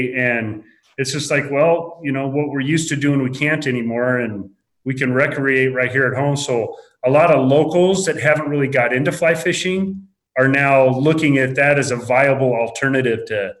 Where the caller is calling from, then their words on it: Lolo, Montana, United States; I'm calling from Lolo, Montana, here in the Bitterroot Valley